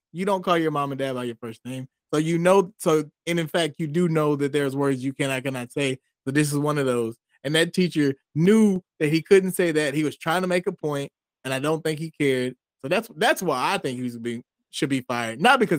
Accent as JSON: {"language": "English", "country": "United States", "said": "I don't go around and say call myself African American because I'm not African. I was never been in Africa, and I'm only American."}